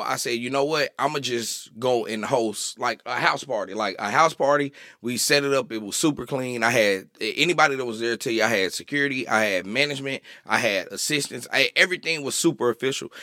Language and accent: English; Little Rock, Arkansas, United States; moved away; I'm an Arkansas boy